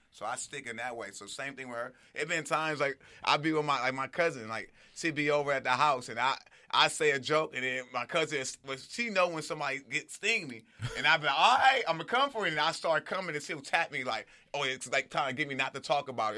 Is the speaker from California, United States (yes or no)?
yes; Compton, California, United States; also born or lived in Inglewood, California / Los Angeles; I'm from Compton, but I'm like I'm from Compton, Inglewood. Why? I'm from all over